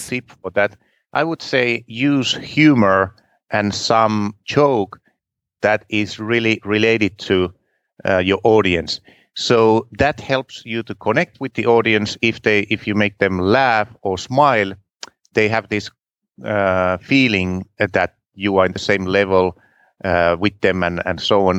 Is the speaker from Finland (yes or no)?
yes; Finland; English is a second language; I'm from Finland, and my English is not perfect